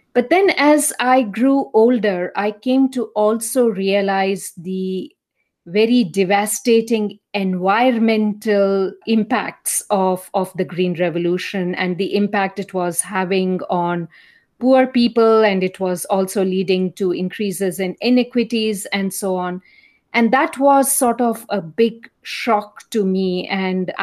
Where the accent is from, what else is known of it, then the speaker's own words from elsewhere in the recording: India; now in United States; as you can probably make out from my accent, I'm from India